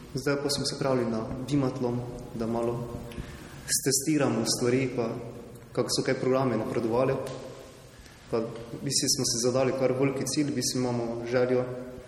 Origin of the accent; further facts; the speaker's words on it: Gornja Radgona, Slovenia; prihajam iz Gornje Radvone